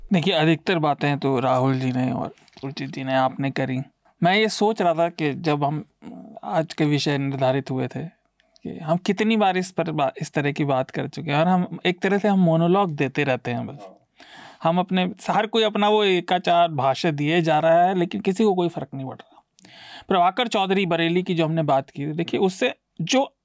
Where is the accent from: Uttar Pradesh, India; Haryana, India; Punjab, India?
Uttar Pradesh, India; Meerut; मैं मेरठ में पला बढ़ा हूँ